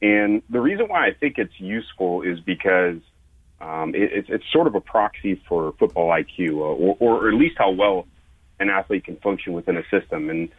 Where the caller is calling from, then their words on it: Idaho, United States; We're in North Idaho today. It's snowing and I think 27 degrees.